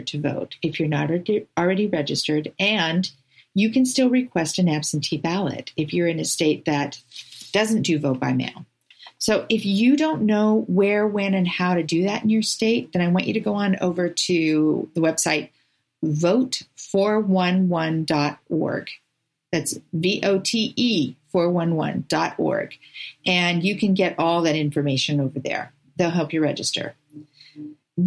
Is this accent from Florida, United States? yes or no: no; California, United States; now in Oregon, United States; I grew up in California